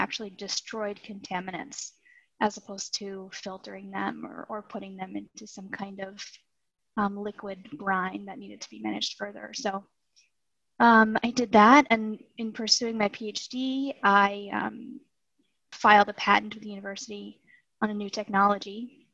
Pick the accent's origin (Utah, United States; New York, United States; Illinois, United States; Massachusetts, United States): Massachusetts, United States; I was born and raised in Massachusetts